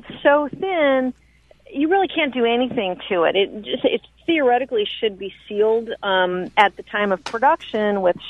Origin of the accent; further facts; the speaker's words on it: New Orleans, Louisiana, United States; moved away as an adult; now in Natchez, United States; I'm actually from New Orleans originally, where I was an art conservator for 25 years.